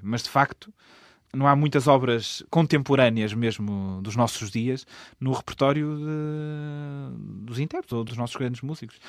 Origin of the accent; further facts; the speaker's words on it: Portugal; moved away as an adult; also born or lived in Germany / Russia; No fundo, eu sou português uh, e sempre me apresentei e tenho orgulho em ser português